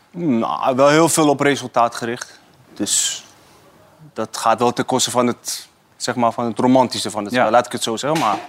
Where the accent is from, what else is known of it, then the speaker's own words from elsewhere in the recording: Iran; now in Netherlands; wij als Iraniërs